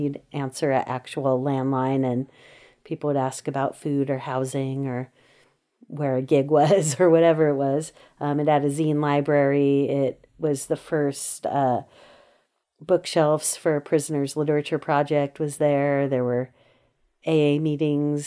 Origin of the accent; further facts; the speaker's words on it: Los Angeles, California, United States; moved away as an adult; now in Berkeley, United States; I grew up in the South Bay of Los Angeles. People may know San Pedro